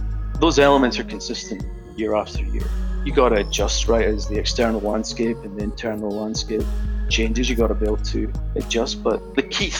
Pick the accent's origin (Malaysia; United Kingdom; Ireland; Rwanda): United Kingdom; Scotland; moved away as an adult; also born or lived in Poland; now in Montreal, Canada; You could probably tell by the accent, I'm not from North America, originally from Scotland. I'm currently located in Montreal as the CISO for Bombardier.